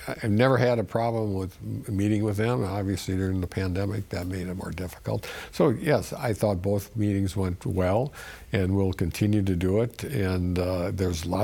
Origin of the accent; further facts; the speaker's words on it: Sheboygan County, Wisconsin, United States; I'm from Sheboygan County